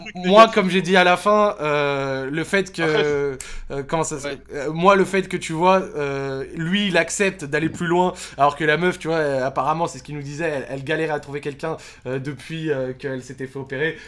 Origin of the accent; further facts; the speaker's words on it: Morocco; je suis marocain